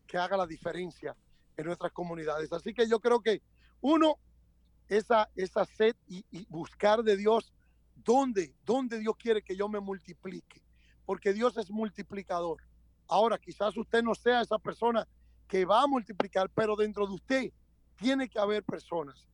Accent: Dominican Republic; now in United States; yo soy dominicano, hablo español y soy americano

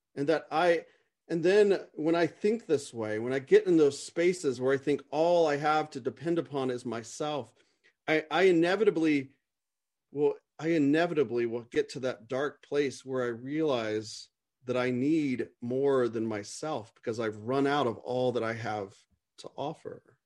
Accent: United States; as an American

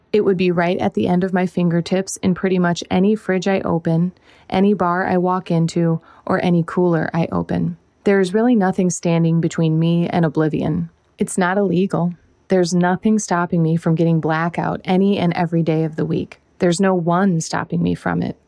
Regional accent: Whiting, United States; moved away; where I'm from, this is my hometown

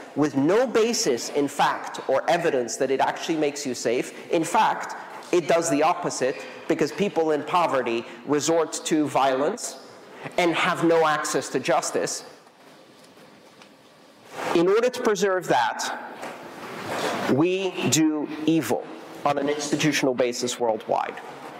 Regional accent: Iran; I am Iranian. I was born in Iran. I have nothing to do with Iran.

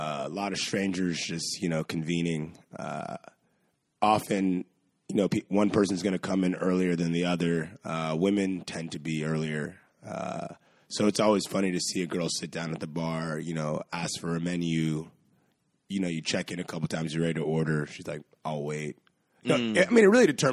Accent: New York, United States; I grew up here in New York

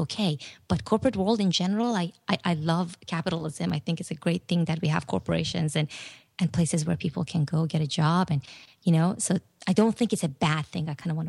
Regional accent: Iran; now in United States; And I didn't really want to tell them I was from Iran.

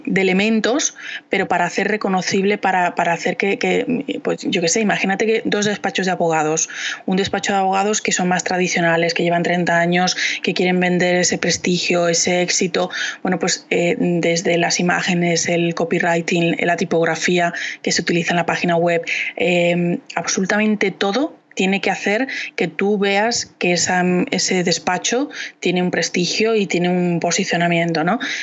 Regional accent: Valladolid, Castile and León, Spain; yo soy de Valladolid

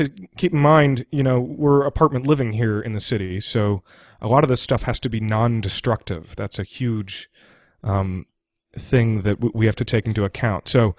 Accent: Washington, District of Columbia, United States; I'm from Washington, D.C., and I'm broadcasting from Washington, D.C. right now.

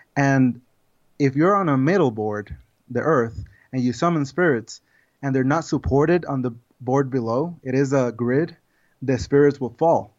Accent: Puerto Rico; moved away as an adult; now in United States; I'm originally from Puerto Rico

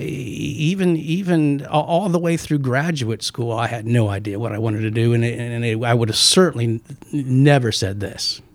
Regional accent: Omaha, Nebraska, United States; moved away; also born or lived in Paris, France; I grew up in Nebraska

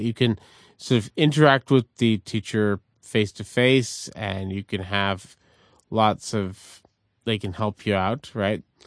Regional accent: Montreal, Quebec, Canada; as a Canadian growing up in Montreal in a neighborhood called Verdun

